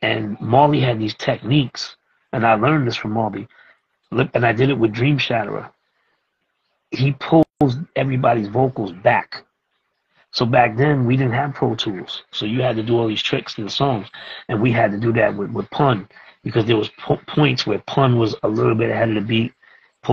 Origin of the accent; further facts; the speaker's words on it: New York City, New York, United States; I come from the street that they come from. You know, I come from Brooklyn